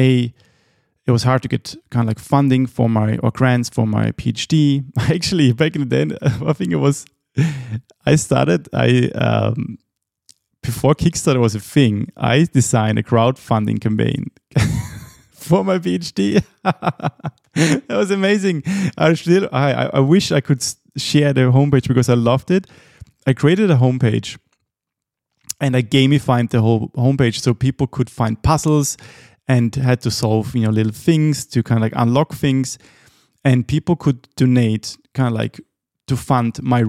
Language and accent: English; Austria; moved away as an adult; also born or lived in Helsinki, Finland; when I moved away from Austria at the age of 21